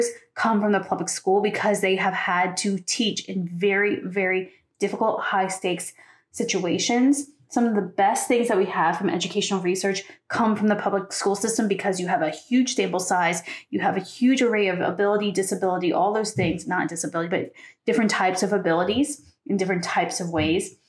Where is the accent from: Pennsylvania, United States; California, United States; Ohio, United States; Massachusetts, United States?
Pennsylvania, United States; where I grew up in Pennsylvania